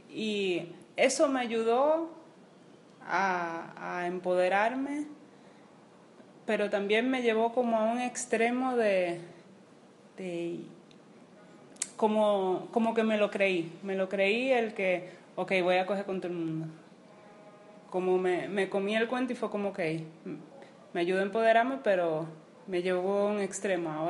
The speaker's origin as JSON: {"language": "Spanish", "country": "Dominican Republic", "said": "tengo que ser una, una diabla porque soy dominicana, soy caribeña"}